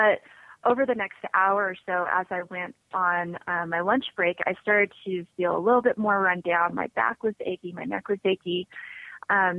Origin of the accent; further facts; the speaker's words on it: Las Vegas, Nevada, United States; also born or lived in Salt Lake City, Utah; I grew up in Las Vegas